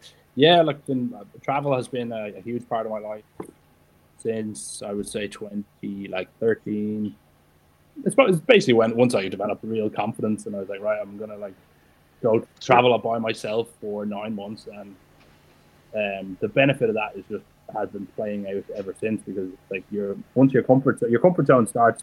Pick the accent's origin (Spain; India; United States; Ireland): Ireland; I'm from Ireland